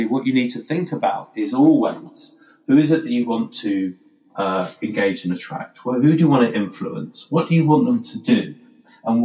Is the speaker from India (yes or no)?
no; United Kingdom; we're British